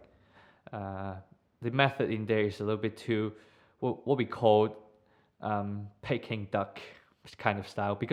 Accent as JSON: {"language": "English", "country": "Hong Kong", "tie": "born or raised there", "moved": "as an adult", "lives_now": "United Kingdom", "said": "I've lived most of my life more than 18 years in Hong Kong."}